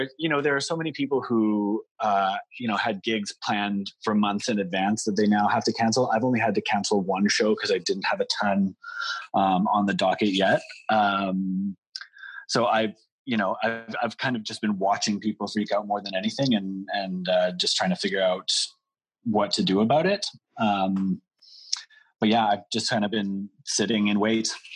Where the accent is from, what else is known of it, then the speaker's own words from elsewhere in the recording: Canada; as Canadian performers